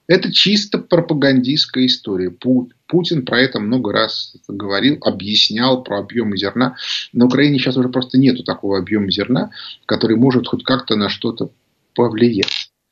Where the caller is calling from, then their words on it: Penza, Penza Oblast, Russia; Откуда вы? Пензы я же сказал.